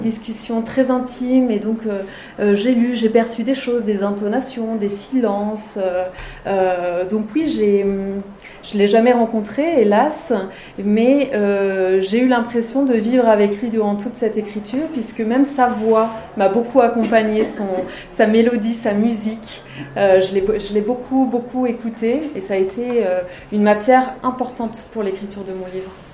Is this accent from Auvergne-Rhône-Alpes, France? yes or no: yes; Maurienne, Auvergne-Rhône-Alpes, France; moved away; j'ai passé mon enfance en Maurienne